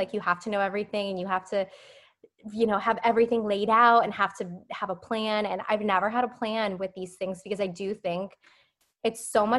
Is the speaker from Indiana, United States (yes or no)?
no; Phoenix, Arizona, United States; now in San Diego, United States; I was in law school when I moved to San Diego, which is where I live now, but I came from Phoenix